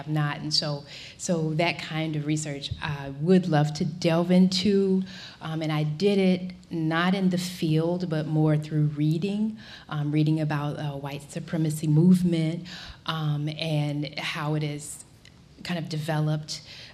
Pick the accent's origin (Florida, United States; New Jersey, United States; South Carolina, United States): Florida, United States; moved away; I'm originally from Florida